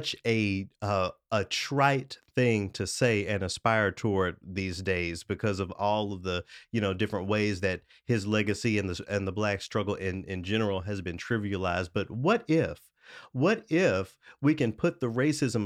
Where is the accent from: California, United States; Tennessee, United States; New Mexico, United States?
Tennessee, United States; Memphis; moved away; Memphis, my hometown